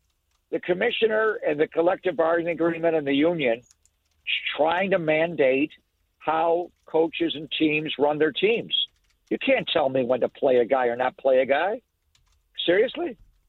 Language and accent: English; Buffalo, New York, United States; I'm from Buffalo